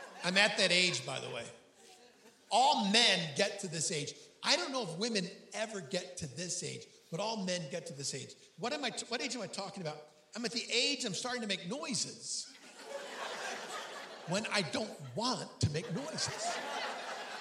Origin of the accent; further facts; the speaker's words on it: Hornell, New York, United States; My hometown is Hornell, New York.